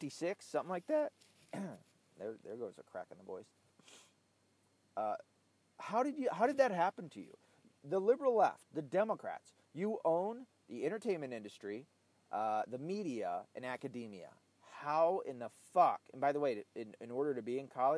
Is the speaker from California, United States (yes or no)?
no; Tennessee, United States; Tennessee. My home state.